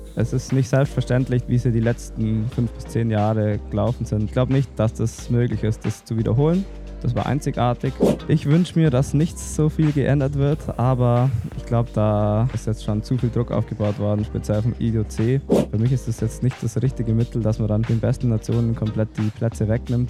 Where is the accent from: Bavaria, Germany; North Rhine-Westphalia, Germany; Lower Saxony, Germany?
Bavaria, Germany; Oberstdorf; bei uns daheim in Allgäu Alpen, in Oberstdorf. Da, ähm, da bin ich äh, geboren und aufgewachsen